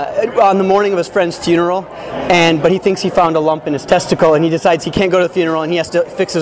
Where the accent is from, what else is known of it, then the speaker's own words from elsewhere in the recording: Minnesota, United States; moved away as an adult; now in Los Angeles, United States; I'm a filmmaker and an actor. I'm originally from Minnesota. I've been in LA for about 12 years.